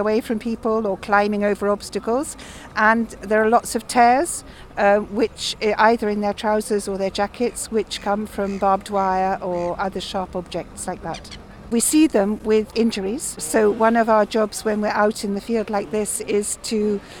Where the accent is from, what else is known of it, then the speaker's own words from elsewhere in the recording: England, United Kingdom; moved away as an adult; now in France; I'm English, but I've been living in France for a long time